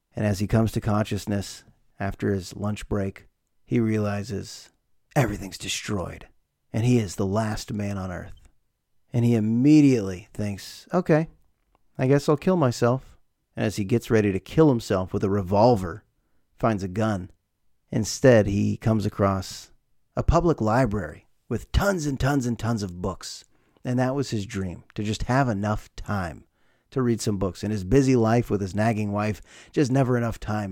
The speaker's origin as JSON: {"language": "English", "country": "United States"}